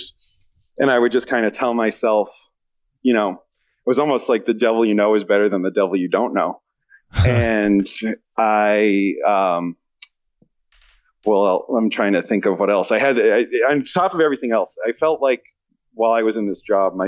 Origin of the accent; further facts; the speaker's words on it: East Coast, United States; moved away as an adult; now in West Coast, United States; I'm from the East Coast.